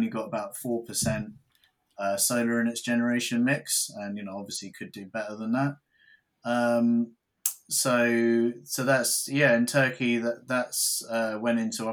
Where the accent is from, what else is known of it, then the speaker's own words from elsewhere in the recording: United Kingdom; us as British people